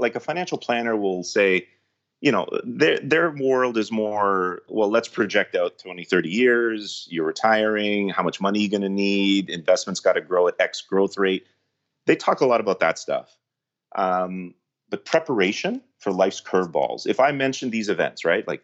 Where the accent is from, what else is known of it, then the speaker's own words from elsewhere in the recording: Canada; we're Canadian